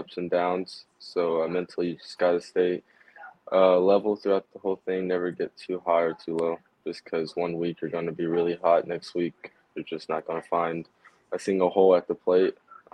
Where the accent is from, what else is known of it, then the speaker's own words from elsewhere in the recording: Houston, Texas, United States; I grew up outside of Houston in high school